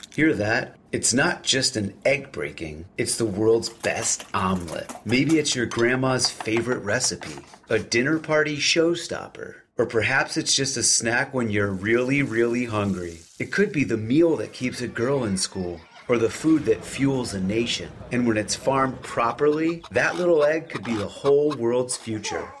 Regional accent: outside of New York City, United States; also born or lived in San Francisco / Berkeley; now in Iowa, United States; I grew up outside of New York City

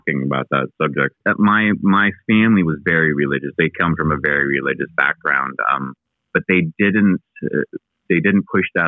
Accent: Eugene, Oregon, United States; also born or lived in Pendleton, Oregon; I grew up more in Eugene than Pendleton

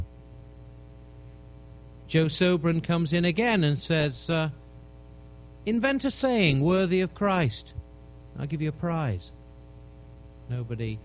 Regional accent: England, United Kingdom; as an Englishman

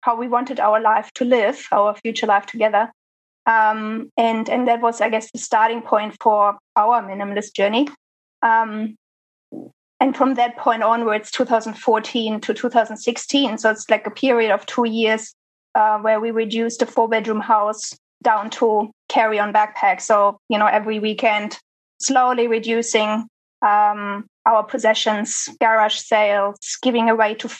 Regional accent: Germany; moved away as an adult; also born or lived in Sydney, Australia; I'm from Germany

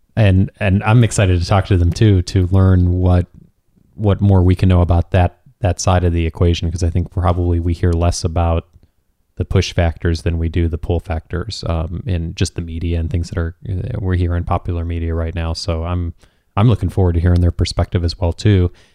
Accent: Chicago, Illinois, United States; now in Southern California, United States; I grew up in Chicago

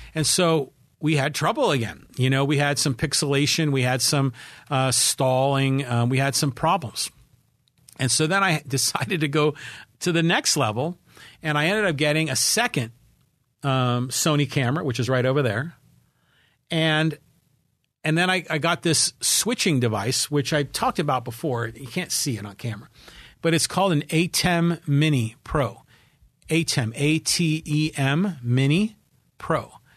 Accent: Poway, California, United States; my hometown of Poway, California, nine two oh six four

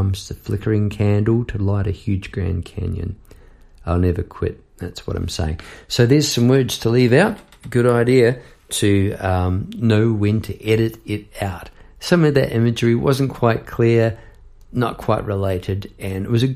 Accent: New Zealand; moved away as an adult; now in Melbourne, Australia; As a Kiwi

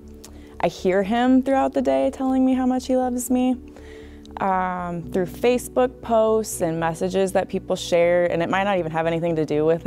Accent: Clear Lake, United States; I'm from Clear Lake.

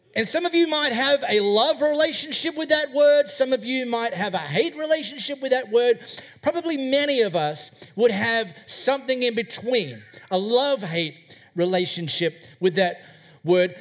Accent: High Wycombe, Western Australia, Australia; I grew up in High Wycombe, just over there.

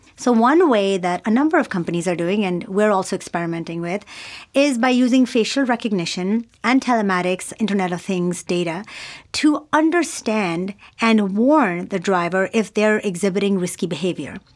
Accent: Pakistan; also born or lived in United States / New York; now in Singapore; I grew up in Pakistan

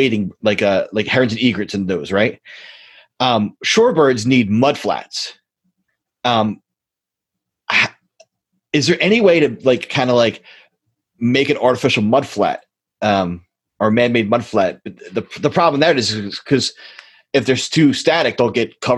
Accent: Philadelphia, Pennsylvania, United States; I actually grew up in Northeast Philadelphia

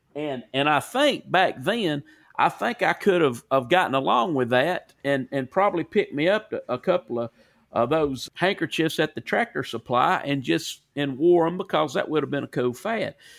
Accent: Corner, Alabama, United States; accent: Southern; also born or lived in Cleveland, Tennessee / Sumiton, Alabama; I lived on the North Jefferson Walker County line, and I wa, I'm from Corner, Alabama

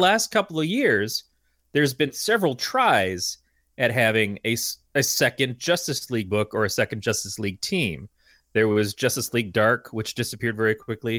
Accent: United States; being an American

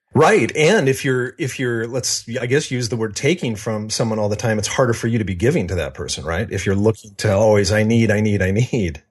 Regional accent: Seattle, Washington, United States; also born or lived in Spokane; I was born in the Seattle area and lived there until I was eight years old, then moved to Spokane until I was fourteen, and then back to the Seattle area.

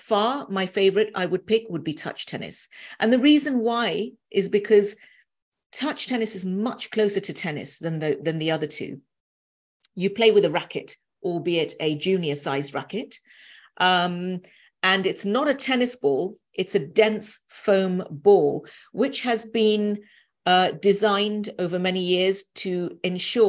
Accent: London, United Kingdom; being a Londoner

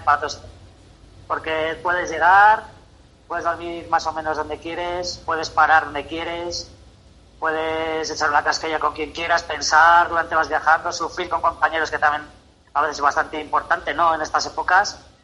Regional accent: Tarancón, Castilla-La Mancha, Spain; Tarancón, que para quien no lo conozca, es, está la autovía de Valencia, la 3, un pueblo, bueno, mi pueblo

